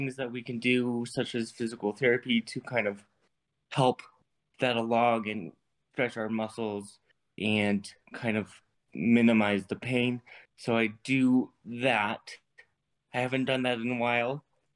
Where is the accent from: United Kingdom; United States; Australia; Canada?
United States; Colorado; also born or lived in South Korea; I was born in South Korea but raised in Colorado